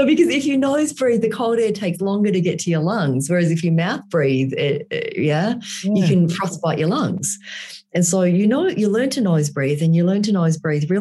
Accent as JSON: {"language": "English", "town": "Melbourne", "region": "Victoria", "country": "Australia", "tie": "born or raised there", "also_born_or_lived": "Vietnam / Tumut, New South Wales / Malaysia", "moved": "as an adult", "lives_now": "Alaska, United States", "said": "I grew up in Melbourne"}